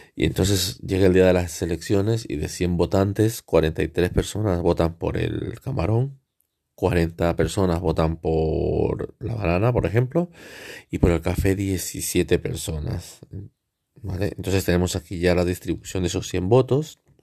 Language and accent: Spanish; El Oro, Ecuador; la provincia del El Oro en Ecuador, mi país de origen.